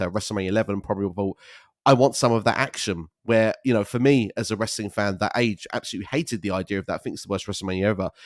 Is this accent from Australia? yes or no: no; United Kingdom; moved away as an adult; also born or lived in Canary Islands; now in Sweden; I'm originally from the United Kingdom